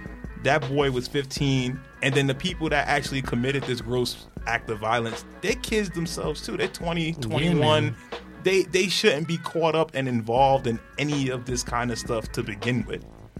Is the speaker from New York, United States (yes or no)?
yes; New York City, New York, United States; I'm from the Bronx.